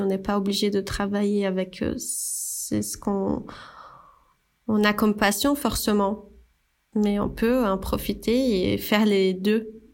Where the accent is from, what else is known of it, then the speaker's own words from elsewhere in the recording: Brazil; French is a second language; moved away as an adult; now in France; je suis brésilienne. Là, euh, on entend ce petit accent